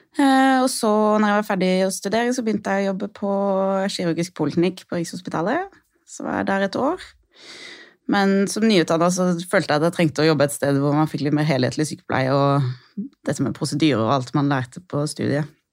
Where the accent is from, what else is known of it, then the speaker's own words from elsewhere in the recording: Lillesand, Agder, Norway; moved away as an adult; now in Oslo, Norway; Jeg er fra Lillesand på Sørlandet.